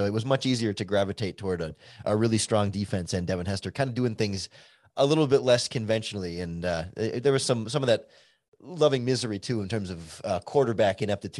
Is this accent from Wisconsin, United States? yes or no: yes; Wisconsin, United States; also born or lived in Illinois; I was born in Illinois, just across the state line, but we moved to Wisconsin when I was young